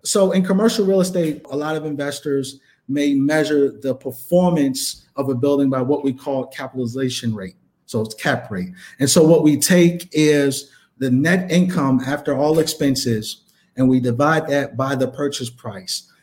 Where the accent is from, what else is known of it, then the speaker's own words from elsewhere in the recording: New York, United States; moved away as an adult; also born or lived in Bronx, New York; now in Chicago, United States; growing up in New York